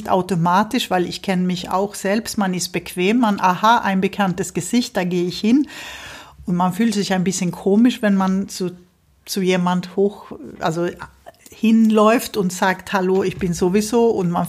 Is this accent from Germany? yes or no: no; Sweden; Ich habe ja als Schwedin auch meine schwedische mhm. Schulverein, wo wir uns, wo wir unsere Feste feiern, unsere Kinder äh, dazu, also helfen, zweisprachig zu werden